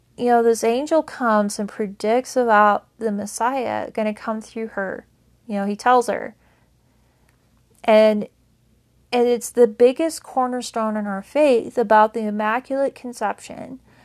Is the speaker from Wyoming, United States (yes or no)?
yes; Powell, Wyoming, United States; now in Laramie, United States; I moved away from my hometown of Powell, Wyoming to Laramie, Wyoming a couple years ago